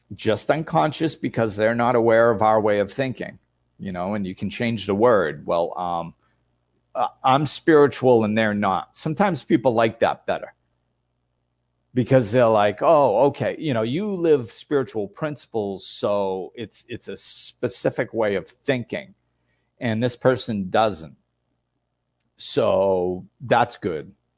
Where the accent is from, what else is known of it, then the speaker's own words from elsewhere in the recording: United States; I grew up in the United States